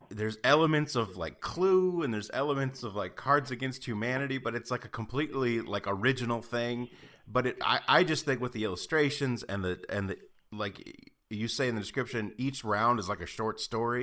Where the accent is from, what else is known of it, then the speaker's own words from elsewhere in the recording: Midwest, United States; I grew up in the Midwest